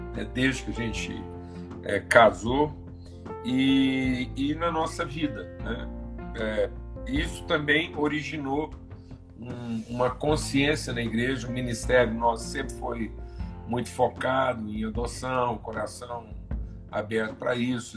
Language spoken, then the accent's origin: Portuguese; Uberlândia, Minas Gerais, Brazil; sou mineiro de Berlândia